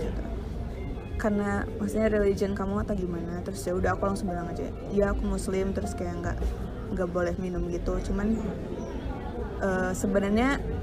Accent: Indonesia; also born or lived in Wellington, New Zealand; aku dari Indo

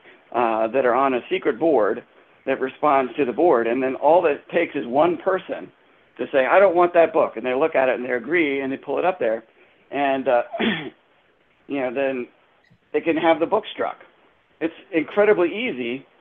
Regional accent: Hanover County, Virginia, United States; I'm from Hanover

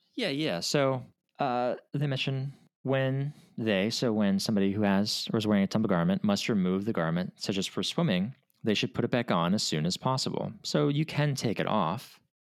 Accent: Minnesota, United States; I'm from Minnesota

